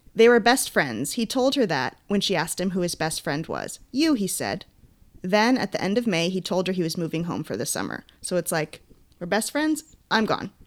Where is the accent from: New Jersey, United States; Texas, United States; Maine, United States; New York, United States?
Maine, United States; now in California, United States; when I was growing up in Maine